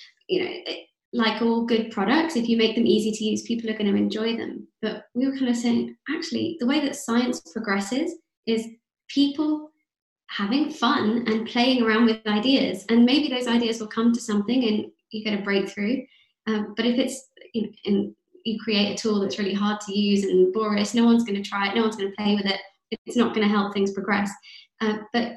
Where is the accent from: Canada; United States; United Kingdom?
United Kingdom; London; growing up in London